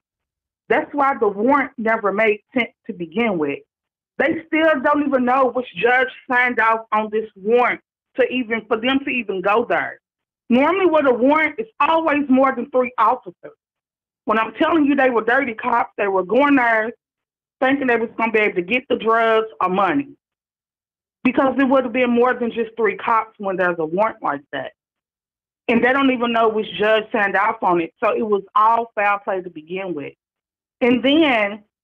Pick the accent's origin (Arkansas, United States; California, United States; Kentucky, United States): Kentucky, United States; Louisville; I'm calling from Louisville, Kentucky. I was born and raised here.